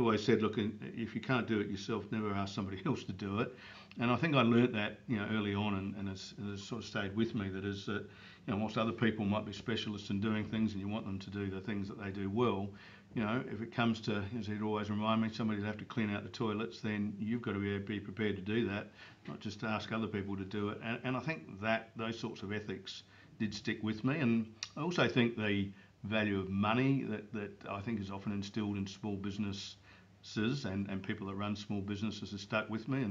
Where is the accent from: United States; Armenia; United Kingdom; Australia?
Australia; Barossa Valley, South Australia; I grew up in the Barossa Valley, which is a lovely area just north of Adelaide.